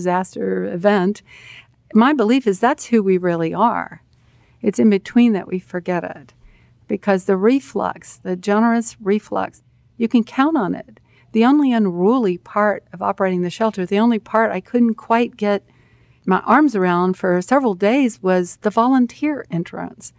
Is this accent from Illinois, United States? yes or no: no; Texas, United States; I'm from Texas